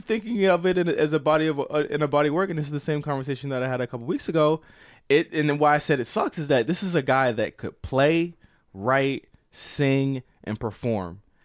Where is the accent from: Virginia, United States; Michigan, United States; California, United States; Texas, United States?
Virginia, United States; I'm from Virginia